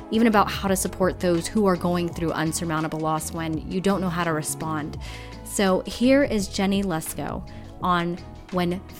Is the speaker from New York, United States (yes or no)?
no; California, United States; I'm a California girl born and raised